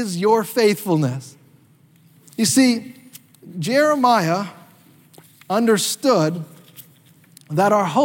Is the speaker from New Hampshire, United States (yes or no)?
no; North Carolina, United States; me and my family used to do when we were kids growing up in North Carolina